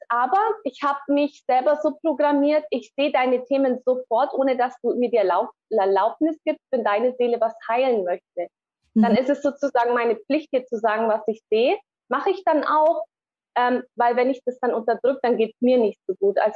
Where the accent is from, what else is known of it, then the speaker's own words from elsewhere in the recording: Bavaria, Germany; Und ja, so sind wir dann im Allgäu aufgewachsen.